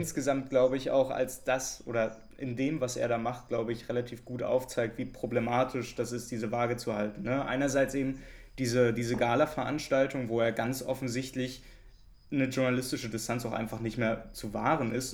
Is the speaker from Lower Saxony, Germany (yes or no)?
no; Berlin, Germany; weil ich Köpenicker bin oder besser Friedrichshagener